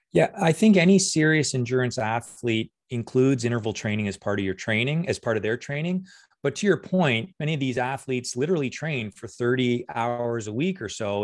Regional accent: Windsor, Ontario, Canada; moved away as an adult; also born or lived in Guelph / Copenhagen; now in Hamilton, Canada; I'm originally from Windsor

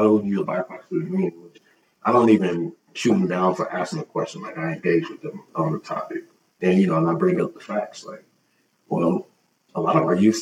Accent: Oklahoma City, Oklahoma, United States; now in Port Townsend, United States; being born and raised in Oklahoma City and grew up in the Black church

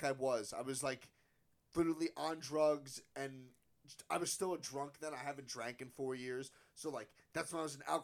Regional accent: Frenchtown, New Jersey, United States; I grew up 20 minutes from here

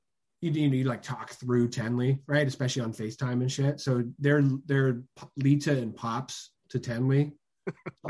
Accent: California, United States; I'm from California

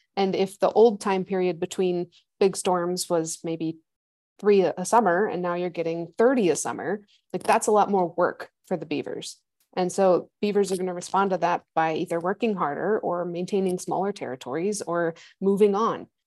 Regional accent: Midwest, United States; moved away as an adult; also born or lived in Rocky Mountains (PhD); I grew up in the Midwest, which is like flat corn land

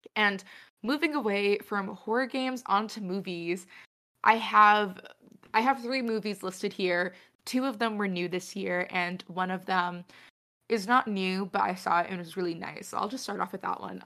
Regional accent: New England, United States; having spent twenty years living in New England

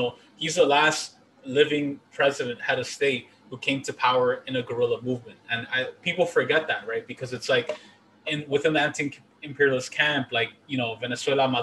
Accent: Honduras; moved away

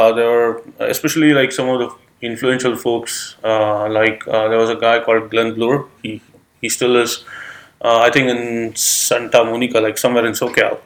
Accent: Mumbai, Maharashtra, India; moved away as an adult; now in United States; originally I'm from India. I'm from Mumbai, which is on the west coast of India

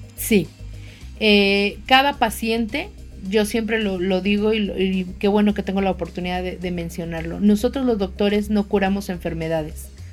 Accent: Mexico; nosotros como mexicanos somos una, una raza diferente

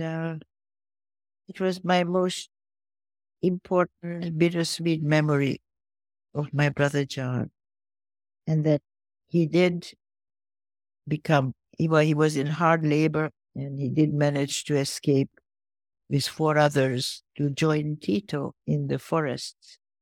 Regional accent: Budapest, Hungary; moved away; I was born in Budapest

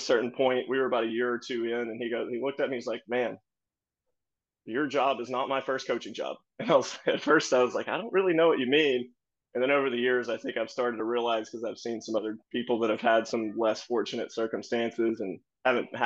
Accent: Mobile, Alabama, United States; now in Sacramento, United States; I'm from Mobile, Alabama

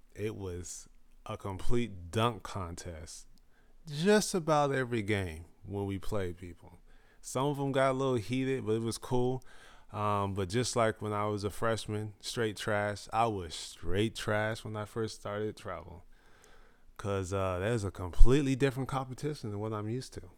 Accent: Indio, California, United States; also born or lived in Fresno, California / Austin, Texas; ten years in Indio, California.

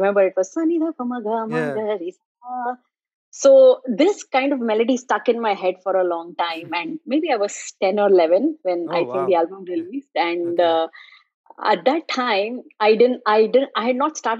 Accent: Mumbai, Maharashtra, India; now in South Florida, United States; I grew up in Mumbai

